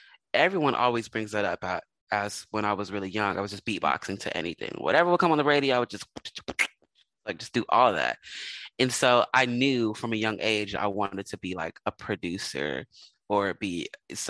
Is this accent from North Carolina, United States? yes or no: no; Philadelphia, Pennsylvania, United States; moved away as an adult; also born or lived in Los Angeles; growing up in Philadelphia